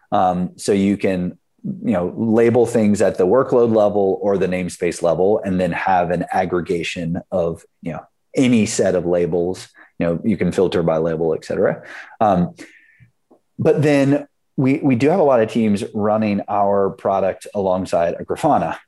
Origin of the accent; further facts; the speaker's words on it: South Carolina, United States; moved away as an adult; now in San Francisco, United States; I grew up in South Carolina